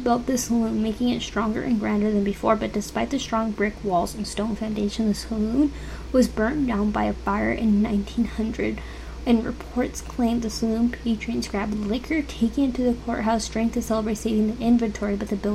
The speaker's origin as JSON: {"language": "English", "town": "El Paso", "region": "Texas", "country": "United States", "said": "I'm from El Paso"}